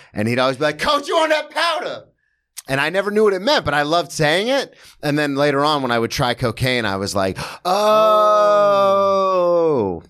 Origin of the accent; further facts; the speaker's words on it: Daytona Beach, Florida, United States; moved away as an adult; now in New York, United States; I'm from Daytona, which had one of the best club teams in the state of Florida